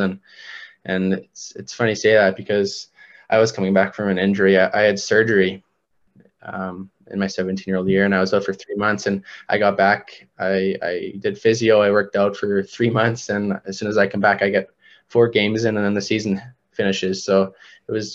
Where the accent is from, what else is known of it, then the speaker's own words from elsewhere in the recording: Canada; as a Canadian kid and just growing up playing hockey